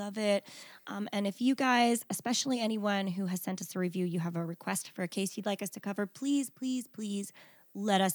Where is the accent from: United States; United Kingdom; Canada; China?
United States; New Jersey; we are Jersey girls